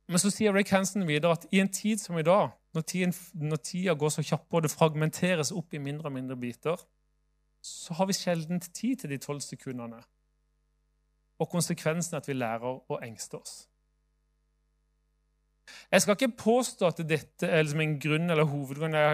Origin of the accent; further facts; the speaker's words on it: Southern Norway, Norway; Kanskje fordi jeg er sørlending kan være litt langsomme.